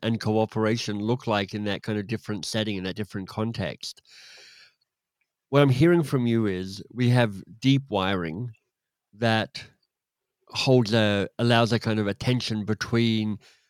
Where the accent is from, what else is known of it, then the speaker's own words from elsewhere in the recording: Australia; also born or lived in England / United States / Canada; well, I grew up in Australia and then in England and then in the US and then in Canada, so I'm thoroughly westernized in terms of how I think about stuff.